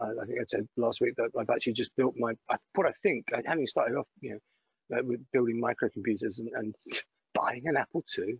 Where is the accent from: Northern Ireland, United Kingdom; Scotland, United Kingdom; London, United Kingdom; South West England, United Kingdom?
Scotland, United Kingdom; Greenock; accent: Glaswegian; moved away; also born or lived in Putney; I grew up in a town called Greenock on the Clyde